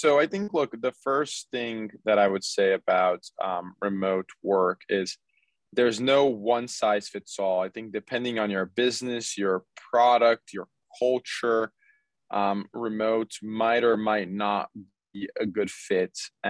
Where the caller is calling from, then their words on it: Los Angeles, California, United States; I'm here from Los Angeles.